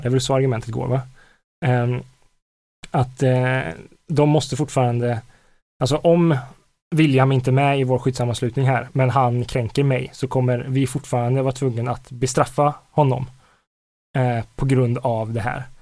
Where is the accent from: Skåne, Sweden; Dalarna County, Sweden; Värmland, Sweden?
Värmland, Sweden; Karlstad; jag kommer från Karlstad